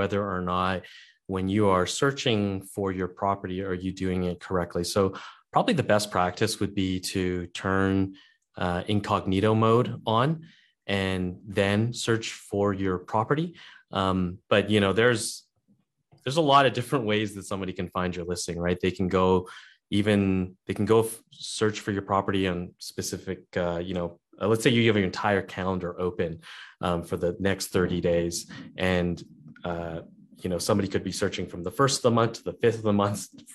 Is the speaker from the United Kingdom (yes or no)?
no; Canada; I'm a Canadian Airbnb host